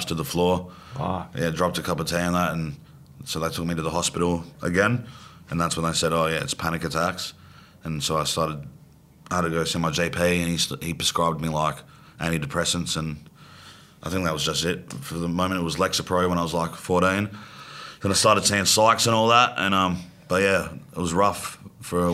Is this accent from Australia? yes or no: yes; Australia; accent: Australian